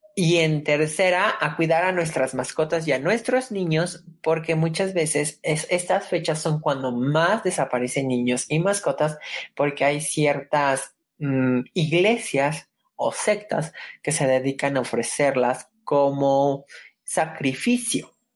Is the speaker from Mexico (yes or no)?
yes; Mexico; como mexicano tus raíces te llaman